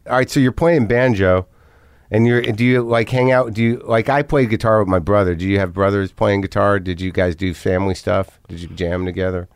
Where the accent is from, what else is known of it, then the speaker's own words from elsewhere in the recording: New Mexico, United States; moved away; also born or lived in New Jersey; I'm originally from Jersey, but I grew up in New Mexico.